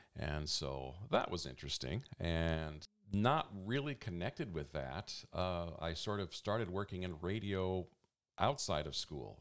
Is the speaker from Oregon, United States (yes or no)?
yes; Eugene, Oregon, United States; also born or lived in Medford / Portland; I'm actually a Eugenian. I was born right here in Eugene.